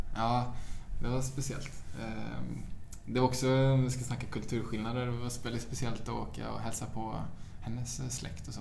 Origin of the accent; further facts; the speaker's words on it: Sweden; moved away as an adult; now in New York, United States; jag är 22, jag är svensk, jag har knappt varit i New York